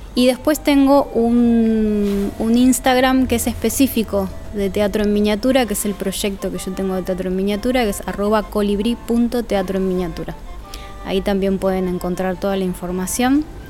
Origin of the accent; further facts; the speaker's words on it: Villa Ballester, Buenos Aires Province, Argentina; also born or lived in Suárez; nací en Capital Federal y al año mi familia se mudó a Ballester, y de ahí para adelante hasta ahora